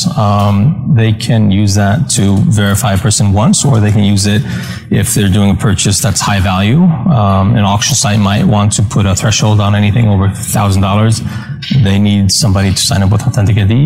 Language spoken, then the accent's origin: English; Iceland; moved away; I'm from Iceland originally, and so I have an Icelandic EID